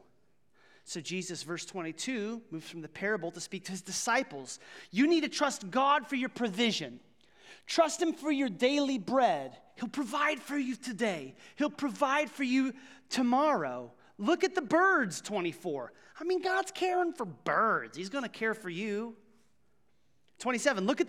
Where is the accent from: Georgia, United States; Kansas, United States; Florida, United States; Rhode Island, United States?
Kansas, United States; Ottawa County; moved away as an adult; now in Johnson County, Kansas, United States; I grew up in Ottawa County